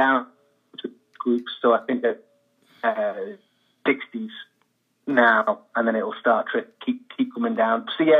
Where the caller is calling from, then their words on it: Manchester, North West England, United Kingdom; Manchester, England, yeah.